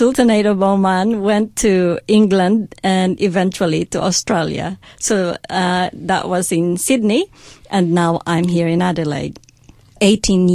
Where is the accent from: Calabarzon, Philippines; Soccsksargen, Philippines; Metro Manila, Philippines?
Soccsksargen, Philippines; Tupi; I've grown up in a place called Tupi in South Cotabato